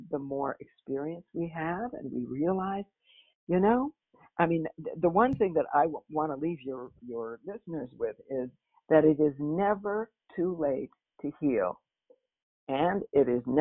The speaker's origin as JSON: {"language": "English", "town": "Minneapolis", "region": "Minnesota", "country": "United States", "moved": "as an adult", "lives_now": "New York, United States", "said": "I took the risk of moving as a young person to New York. I was, you know, I came from Minneapolis. It was kind of a scary idea."}